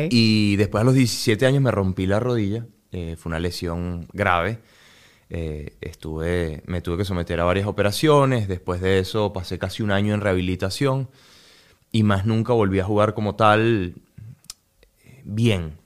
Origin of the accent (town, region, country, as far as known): Venezuela